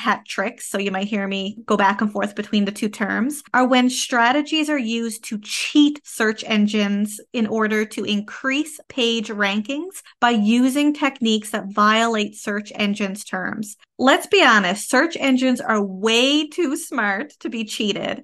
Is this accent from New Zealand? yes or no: no; Canada; I am a Canadian social worker